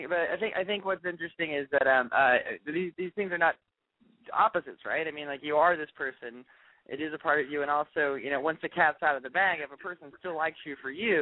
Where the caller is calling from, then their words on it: Highland Park, United States; from Highland Park.